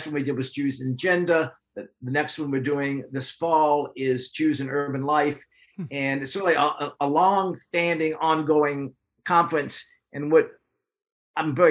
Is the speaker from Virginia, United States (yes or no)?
yes; Richmond, Virginia, United States; moved away as an adult; now in Omaha, United States; I grew up in Richmond, Virginia